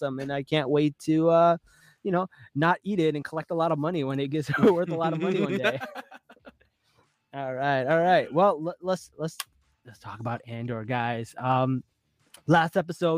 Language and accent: English; Newark, New Jersey, United States; I grew up in Newark with like Puerto Ricans everywhere